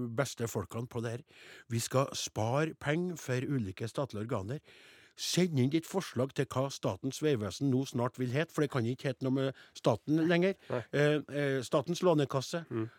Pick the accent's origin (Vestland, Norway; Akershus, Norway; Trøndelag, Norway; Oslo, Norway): Trøndelag, Norway; Namdalen; Jeg er jo fra Namdalens land sjøl.